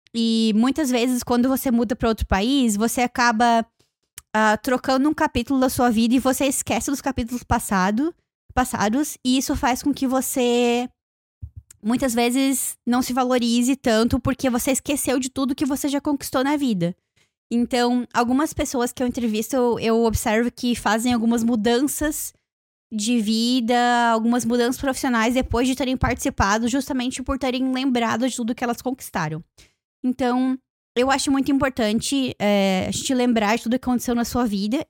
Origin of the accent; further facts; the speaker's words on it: Joinville, Santa Catarina, Brazil; now in Toronto, Canada; lá na minha cidade, quando eu fui viajar para Joinville